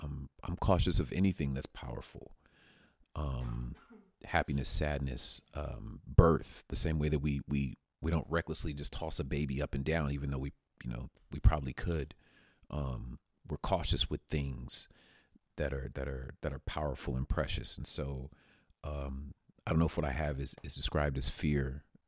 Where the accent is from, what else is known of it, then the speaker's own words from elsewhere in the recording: Paradise Hills, United States; I grew up in Paradise Hills in Meadowbrook Apartments. I always talk about that. Grew up in Meadowbrook Apartments